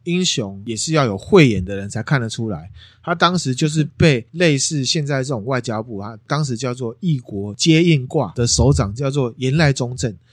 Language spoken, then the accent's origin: Chinese; Taiwan; 但我们台湾人针对类似这样战争的事情